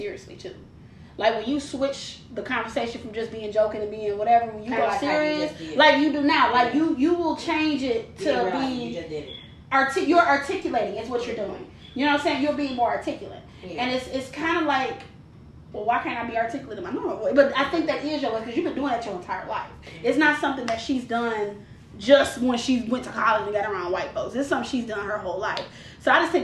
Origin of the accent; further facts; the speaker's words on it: Detroit, Michigan, United States; also born or lived in Dearborn, Michigan; I was west side till I was 16. I was raised on Plymouth and Evergreen is where I was raised till I was 16. Then we moved out to Dearborn